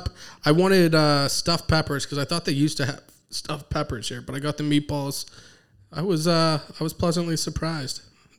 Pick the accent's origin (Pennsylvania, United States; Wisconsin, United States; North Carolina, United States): Pennsylvania, United States; Pittsburgh; They're from my neck of the woods, East End of Pittsburgh, kind of.